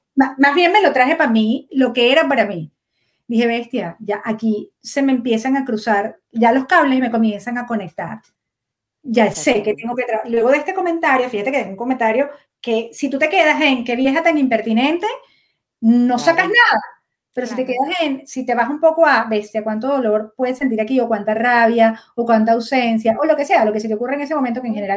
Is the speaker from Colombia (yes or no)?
no; Caracas, Capital District, Venezuela; nací en Caracas